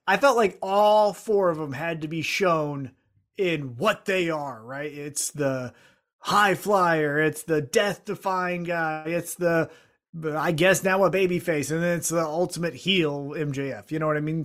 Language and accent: English; Independence, United States; I'm from Independence